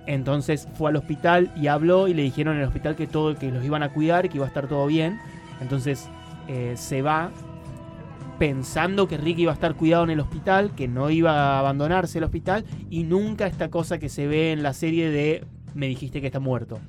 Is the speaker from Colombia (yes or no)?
no; Mina Clavero, Córdoba, Argentina; Yo soy de Mina Clavero